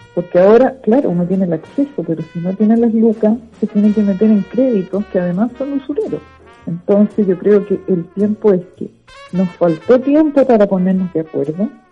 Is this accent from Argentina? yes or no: no; Viña del Mar, Valparaíso, Chile; also born or lived in Villa Alemana / Playa Ancha / Quilpué; nací en Viña del Mar un 9 de noviembre de 1952